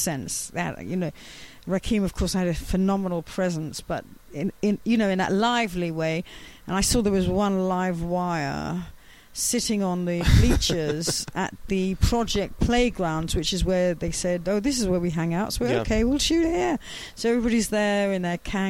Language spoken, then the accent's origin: English; London, United Kingdom; I was from West London.